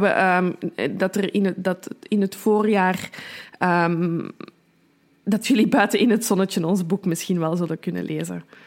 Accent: Brussels, Brussels-Capital Region, Belgium; als Brusselse

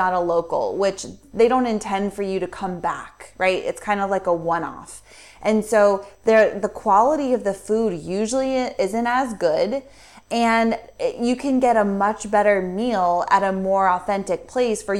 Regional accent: United States; moved away; we're American

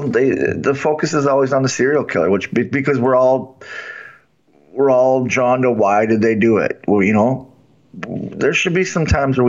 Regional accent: Milwaukee, Wisconsin, United States; I grew up in Milwaukee during the time of Jeffrey Dahmer.

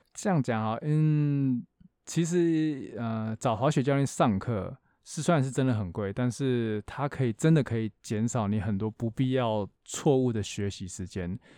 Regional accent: Taiwan; 我们台湾人每次出国滑雪可能就是三天五天

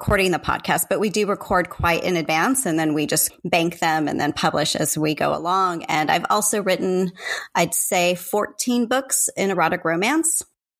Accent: San Diego, California, United States; moved away; thank you so much for having me. I'm really happy to be here with you, especially because you're in my hometown.

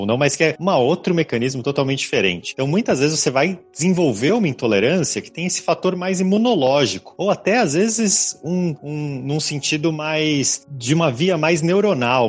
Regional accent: Brazil; a gente como brasileiro

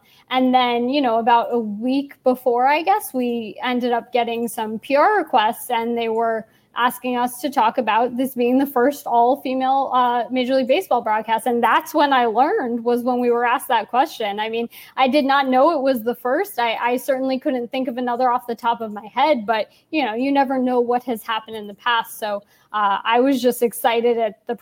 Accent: New York City, New York, United States; I grew up in New York City

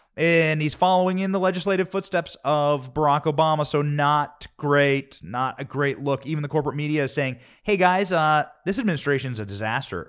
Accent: Iowa, United States; Iowa, my home state. Iowa was where I was raised.

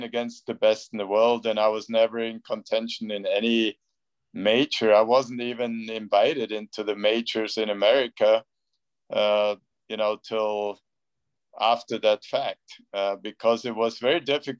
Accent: Bavaria, Germany; where I grew up in Bavaria.

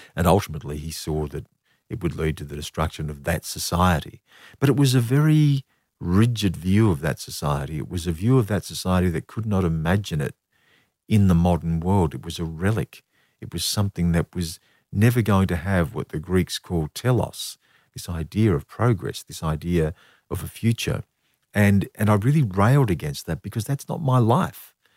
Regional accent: Australia; what it was to be an Australian

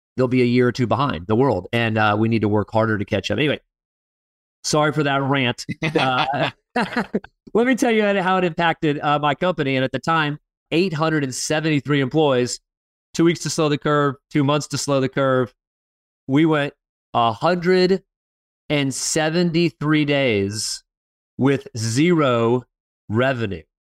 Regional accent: Fort Lauderdale, Florida, United States; moved away; Fort Lauderdale, Florida, my hometown

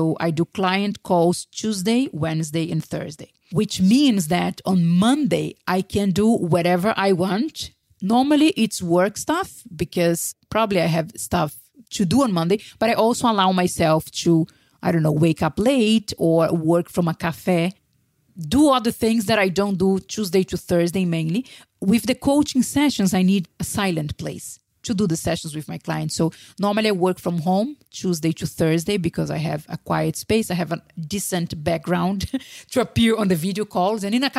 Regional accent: Brazil; moved away; also born or lived in Spain; if I was still in Brazil, in my hometown, or still in Spain, I wouldn't have lived.

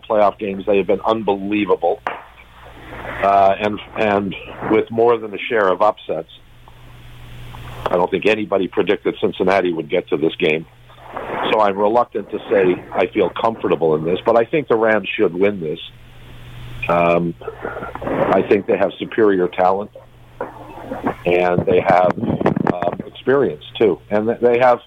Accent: Toronto, Ontario, Canada; born or raised there; also born or lived in Ohio, United States

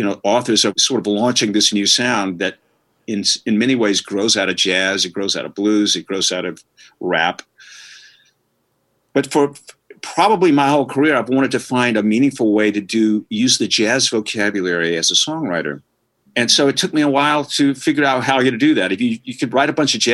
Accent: New Orleans, Louisiana, United States; growing up around New Orleans, I'm just around jazz my whole life

